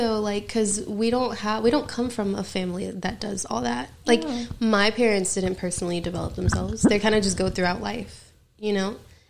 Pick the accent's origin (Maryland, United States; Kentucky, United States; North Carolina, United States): North Carolina, United States; moved away as an adult; now in Los Angeles, United States; Yeah, so basically we're from North Carolina, and so I lived here all my life